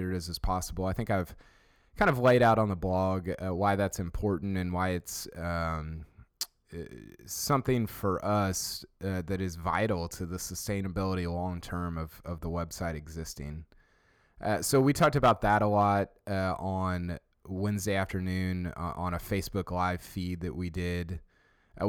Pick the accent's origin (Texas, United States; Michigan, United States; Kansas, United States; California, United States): Texas, United States; Houston; I'm from Houston